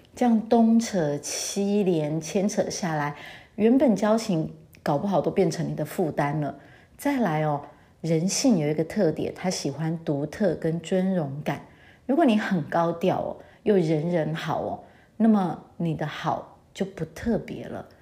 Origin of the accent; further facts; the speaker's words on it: Taiwan; now in France; 尤其我觉得我们台湾人还蛮在意这一点的